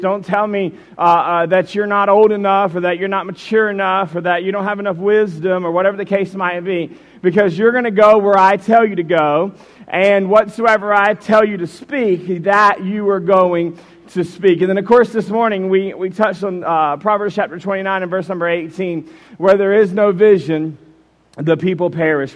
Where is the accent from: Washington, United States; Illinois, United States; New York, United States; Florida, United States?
Florida, United States; Jacksonville; moved away as an adult; also born or lived in Warren, Michigan; I grew up in Jacksonville, Florida